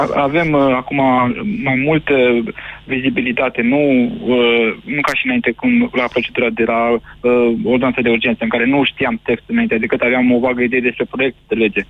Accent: Oltenia, Romania; also born or lived in Sălaj; now in Bucharest, Romania; de loc sunt din Sălaj și crescut în Oltenia

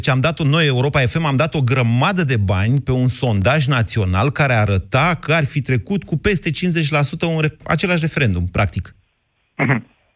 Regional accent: Oltenia, Romania; Bine, eu sunt oltean, oltenii cred că da.

